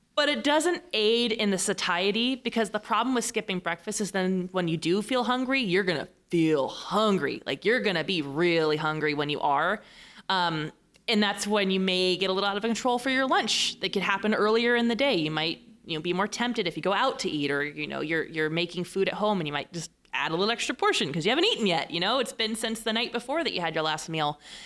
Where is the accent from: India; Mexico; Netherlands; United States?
United States; Fresno, California; now in San Diego, United States; I'm from Fresno.